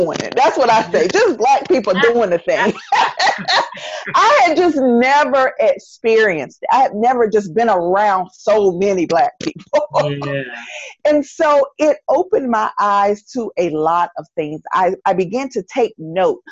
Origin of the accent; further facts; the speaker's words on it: North Carolina, United States; accent: Southern; moved away as an adult; also born or lived in Charlotte, North Carolina / Maryland; now in Washington, D.C. area, United States; I sound like I'm from North Carolina because I am from North Carolina